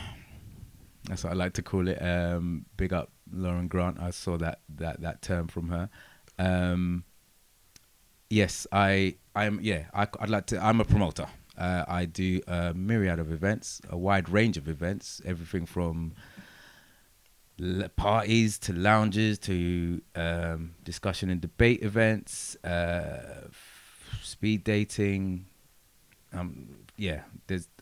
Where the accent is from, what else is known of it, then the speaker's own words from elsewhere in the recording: United Kingdom; I am British